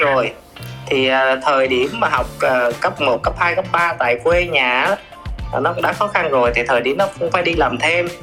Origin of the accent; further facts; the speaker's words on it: Bình Định, Vietnam; quê mình là ở Bình Định là uh, miền Trung